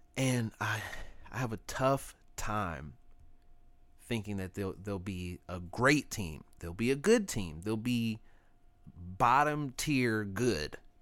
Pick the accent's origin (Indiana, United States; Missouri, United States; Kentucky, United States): Missouri, United States; Kansas City; I'm from Kansas City